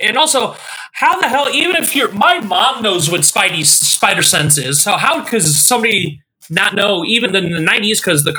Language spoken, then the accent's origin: English; Ohio, United States; moved away; I didn't grow up in California. I grew up in Ohio.